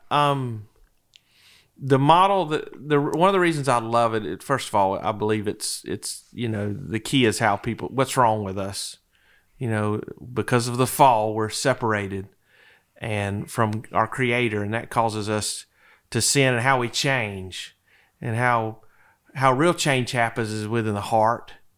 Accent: DeFuniak Springs, Florida, United States; moved away as an adult; also born or lived in Tallahassee, Florida; now in Wake Forest, United States; I'm originally from the Panhandle of Florida. Little town in Walton County, just over the bay from Destin, Defuniac Springs, Florida

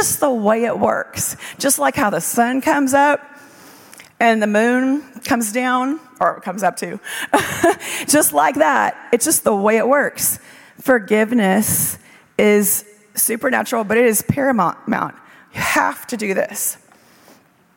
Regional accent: South Louisiana, United States; moved away; also born or lived in Israel; I grew up in South Louisiana

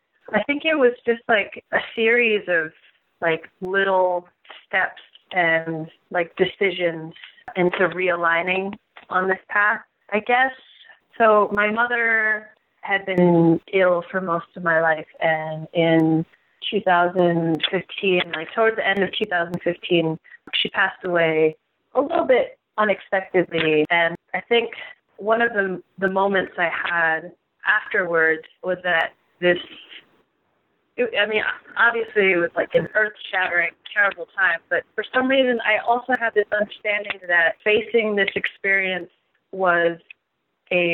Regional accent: New York, United States; also born or lived in Taiwan; I'm a musician based out of New York

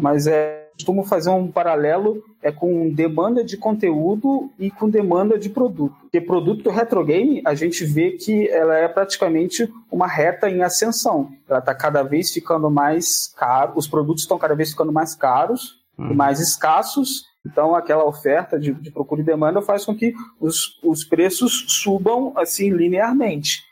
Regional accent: Barra do Piraí, Rio de Janeiro, Brazil; Eu sou de um condado longínquo e distante chamado Barra do Piraí.

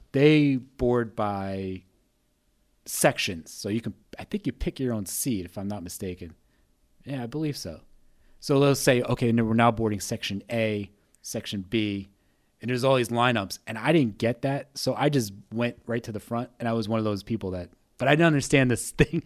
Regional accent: New Jersey, United States; I'm from New Jersey.

